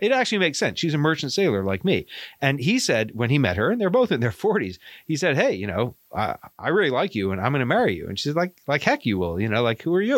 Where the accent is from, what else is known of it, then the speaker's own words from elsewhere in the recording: Maine, United States; accent: Maine; also born or lived in Bahamas; my Maine accent